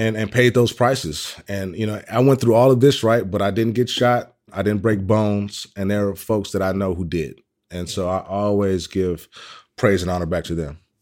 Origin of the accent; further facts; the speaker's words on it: Oakland, California, United States; Originally, I'm from Oakland, California.